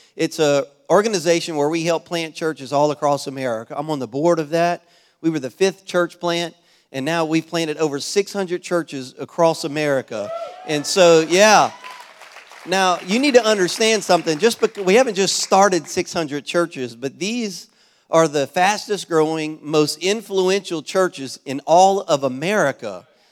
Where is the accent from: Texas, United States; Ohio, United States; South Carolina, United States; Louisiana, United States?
Louisiana, United States; now in Florida, United States; I'm originally from Louisiana